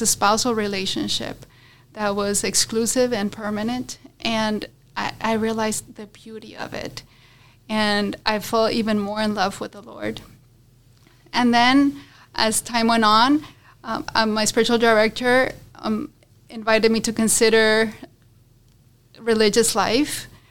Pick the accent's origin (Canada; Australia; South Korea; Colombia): Colombia; moved away; also born or lived in Florida, United States; I'm from Colombia, like you said, and I'm one of four children